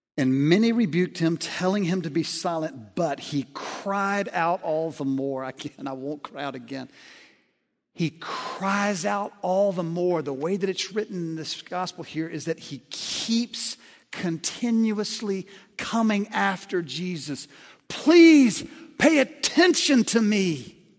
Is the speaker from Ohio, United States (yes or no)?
no; Alabama, United States; I grew up in Alabama